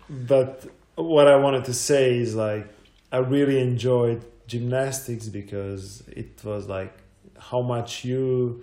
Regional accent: Croatia; also born or lived in Zagreb; I was born in 1985, so it was still Yugoslavia

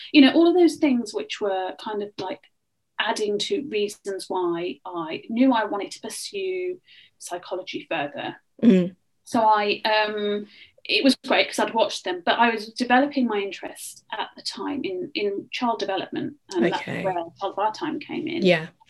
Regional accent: England, United Kingdom; So I said, I am from the Midlands, and originally I wanted to go to Birmingham.

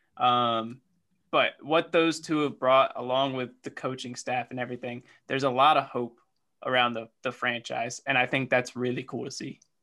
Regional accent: North Carolina, United States; growing up in North Carolina

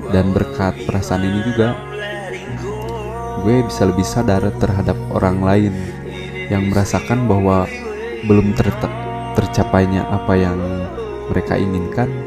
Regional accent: Tanjung Sari, West Java, Indonesia; Dan gue berasal dari Tanjung Sari Sebuah daerah kecil di Kabupaten Sumedang

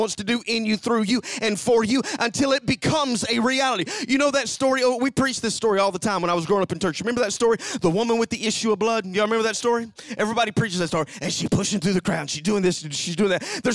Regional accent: Alabama, United States; now in Knoxville, United States; I'm from Alabama

